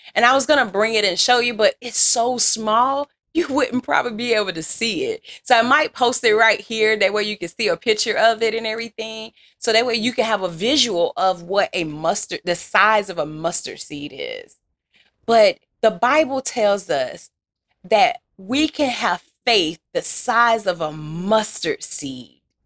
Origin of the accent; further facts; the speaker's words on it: Louisiana, United States; accent: country Southern; I'm from Louisiana